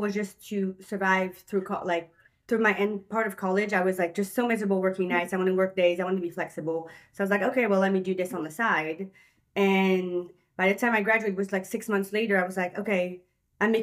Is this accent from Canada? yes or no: no; Belgium; moved away as an adult; now in United States; I moved here when I was 19 years